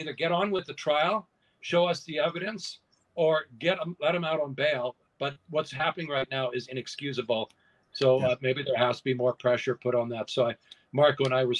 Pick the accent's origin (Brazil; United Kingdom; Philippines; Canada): Canada; you need to understand, as a Canadian